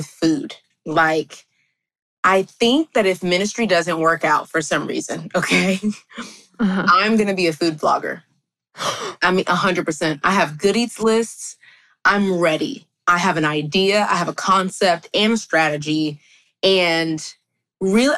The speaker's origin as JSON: {"language": "English", "region": "Texas", "country": "United States", "said": "I'm from Texas, best state in the world"}